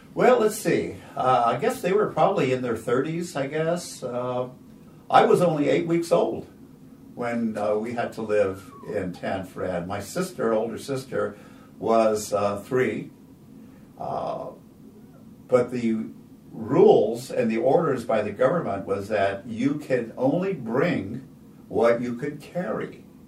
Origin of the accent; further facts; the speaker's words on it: California, United States; my parents, we were all born here in California. So we're all American citizens, but my grandparents were from Japan